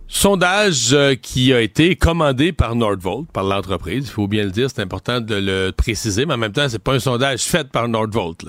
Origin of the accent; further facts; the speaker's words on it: Cacouna, Quebec, Canada; j'ai grandi à Kakuna, le village d'à côté